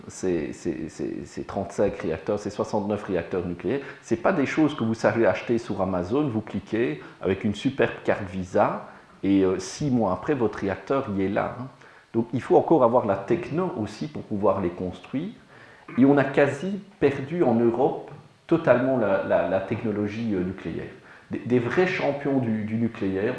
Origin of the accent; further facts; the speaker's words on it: Liège, Wallonia, Belgium; Je suis liégeois